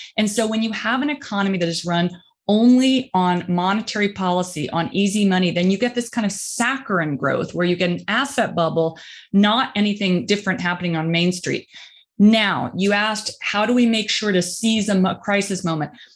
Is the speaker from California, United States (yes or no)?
no; rural Indiana, United States; moved away; I'm from Indi-, rural Indiana